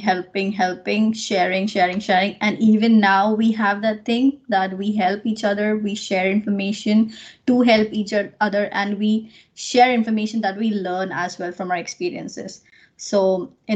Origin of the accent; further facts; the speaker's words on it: Nagpur, Maharashtra, India; moved away as an adult; now in Ireland; So I'm from India, from a place called Nagpur, which is in Maharashtra.